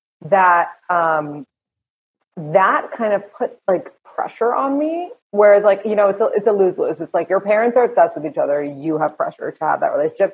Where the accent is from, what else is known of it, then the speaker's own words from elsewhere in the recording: New York, United States; I'm from here. I'm from New York.